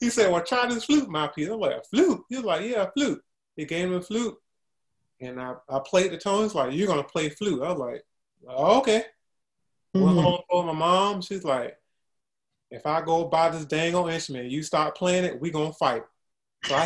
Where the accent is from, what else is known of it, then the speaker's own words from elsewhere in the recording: Columbia, South Carolina, United States; My hometown, I'm originally from Columbia, South Carolina.